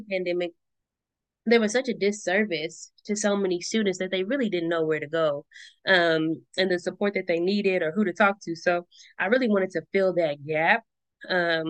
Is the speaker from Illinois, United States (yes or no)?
no; Richmond, California, United States; growing up in Richmond and then going to school in El Cerrito